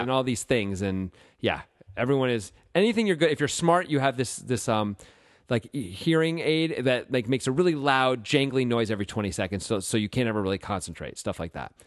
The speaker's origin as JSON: {"language": "English", "region": "Connecticut", "country": "United States", "tie": "born or raised there", "said": "I grew up in Connecticut"}